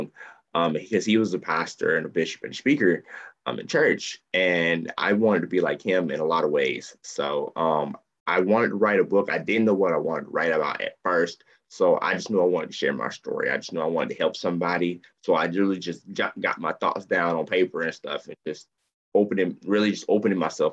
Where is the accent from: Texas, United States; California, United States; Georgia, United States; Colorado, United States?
Georgia, United States; Columbus; I am born and raised in Columbus, Georgia. I'm in the South